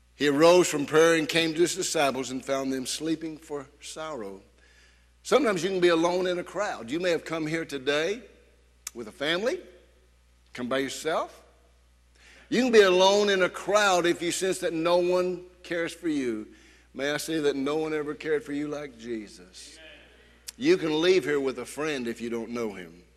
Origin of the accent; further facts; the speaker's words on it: United States; as an American